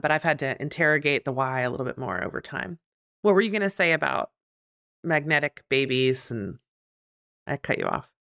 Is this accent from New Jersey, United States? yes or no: yes; New Jersey, United States; now in Richmond, United States; I was born in Jersey